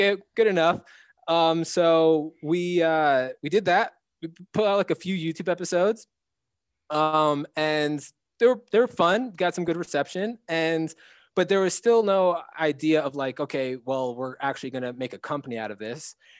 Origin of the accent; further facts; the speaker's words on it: New Jersey, United States; moved away as an adult; also born or lived in Hawaii / Philadelphia; I grew up in New Jersey